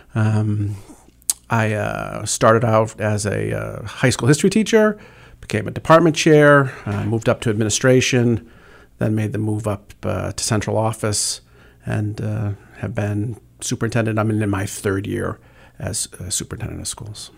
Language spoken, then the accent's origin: English; Worcester, Massachusetts, United States; also born or lived in Medfield, Massachusetts / Attleboro, Massachusetts; I, uh, was, uh, born and raised in Worcester, Massachusetts. Uh, my family moved to Medfield, uh, for secondary school